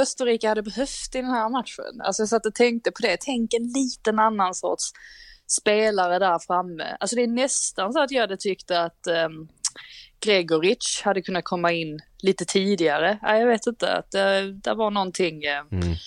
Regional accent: Sweden; Vi är trots allt svenskar

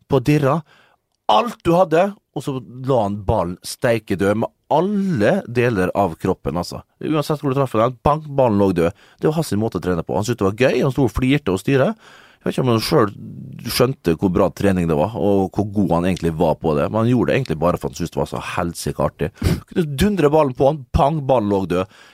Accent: Liberia; Jeg er fra Liberia

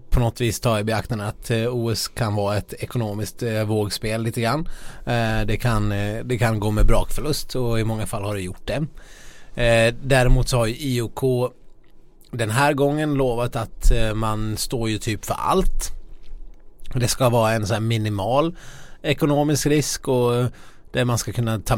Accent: Ludvika, Dalarna County, Sweden; now in Stockholm, Sweden; utanför Ludvika där jag kommer ifrån

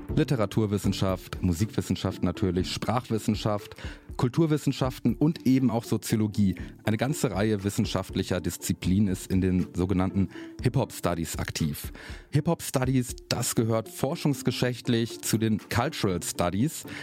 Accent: Germany; Ich bin in Deutschland geboren, meine Geburtsurkunde ist deutsch

